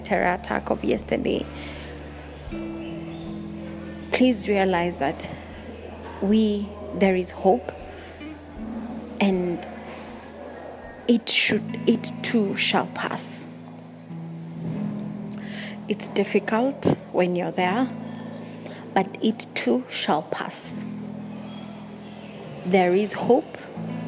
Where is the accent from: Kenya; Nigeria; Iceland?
Kenya; I'm from Kenya.